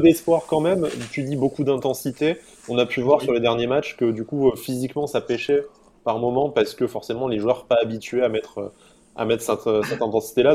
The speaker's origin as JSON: {"language": "French", "town": "Nice", "region": "Provence-Alpes-Côte d'Azur", "country": "France", "said": "nous sommes niçois et supporters de l'OGC Nice"}